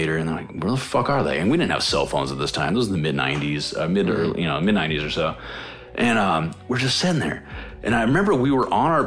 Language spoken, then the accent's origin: English; Maryville, United States; We grew up in Maryville.